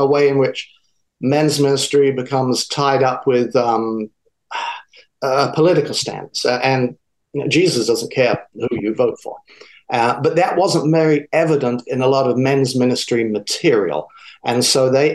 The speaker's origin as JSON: {"language": "English", "region": "South of England", "country": "United Kingdom", "tie": "born or raised there", "also_born_or_lived": "DeLand, Florida", "moved": "as an adult", "lives_now": "United States", "said": "my accent is from the South. I grew up in the South of England."}